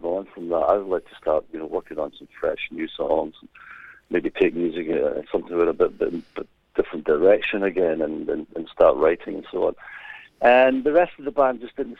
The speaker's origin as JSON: {"language": "English", "town": "Glasgow", "region": "Scotland", "country": "United Kingdom", "tie": "born or raised there", "accent": "Scottish brogue", "moved": "yes", "said": "it is a Scottish brogue, yes. Born and bred in Glasgow"}